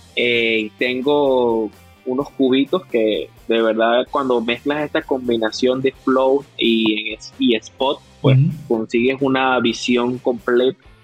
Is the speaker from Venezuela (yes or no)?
yes; Venezuela; now in Dominican Republic; yo orgullosamente yo soy venezolano, pero así lo digo, orgullosamente yo vivo acá en República Dominicana